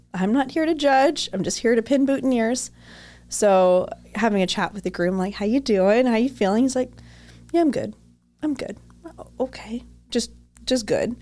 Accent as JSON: {"language": "English", "town": "Toronto", "region": "Ontario", "country": "Canada", "moved": "yes", "said": "Now I'm from Toronto"}